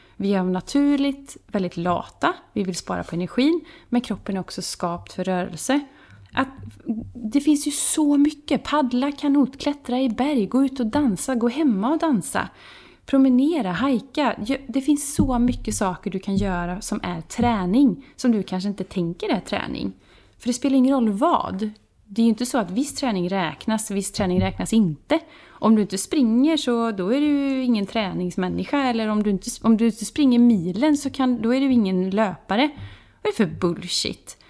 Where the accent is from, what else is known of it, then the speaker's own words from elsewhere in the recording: Vara, Västra Götaland, Sweden; moved away as an adult; now in Båstad, Sweden; vi kommer ju från eh, Vara som ligger mitt in i landet på Västgötaslätta. Mm. Så där bodde jag i 36 år